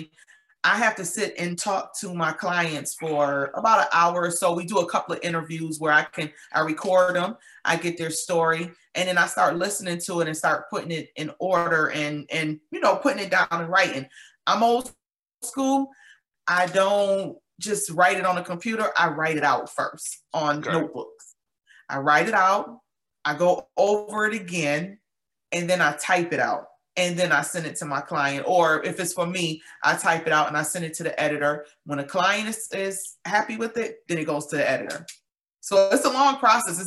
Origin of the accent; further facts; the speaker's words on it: Buffalo, New York, United States; moved away as an adult; now in Georgia, United States; I was born and raised in Buffalo. I'm in Georgia now